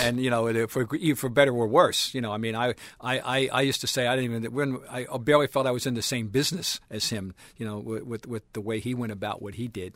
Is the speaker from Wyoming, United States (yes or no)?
no; New Jersey, United States; moved away as an adult; now in Boston, United States; I'm from Jersey. I came up here to go to school